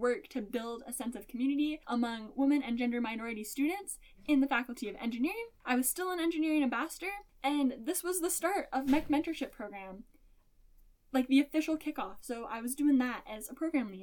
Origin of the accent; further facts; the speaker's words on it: Spruce Grove, Alberta, Canada; moved away; not that far from my hometown and my home city of Spruce Grove, Alberta